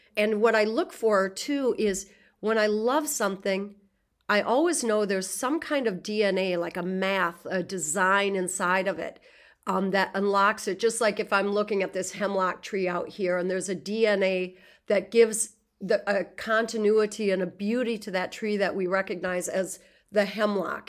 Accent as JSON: {"language": "English", "region": "Southwest Minnesota", "country": "United States", "tie": "born or raised there", "said": "I was born in Southwest Minnesota, prairie country, in nineteen sixty in a very small rural town"}